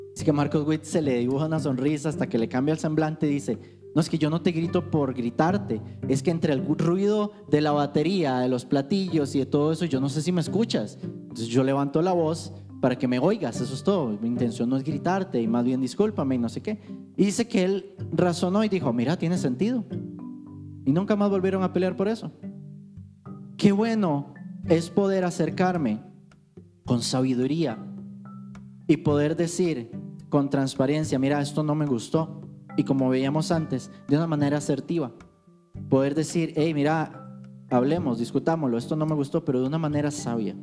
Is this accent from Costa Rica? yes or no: yes; Alajuela, Costa Rica; yo vengo de Alajuela